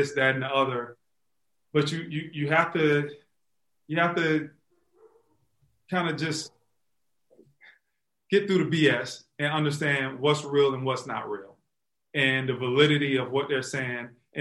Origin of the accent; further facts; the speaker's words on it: Florida, United States; moved away as an adult; also born or lived in Chicago; when I moved back to Florida, she lives here in my hometown.